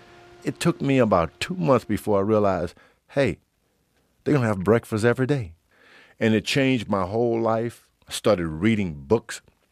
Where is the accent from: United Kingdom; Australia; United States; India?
United States; Houston, Texas; I grew up in Houston, Texas, in the Fifth Ward area.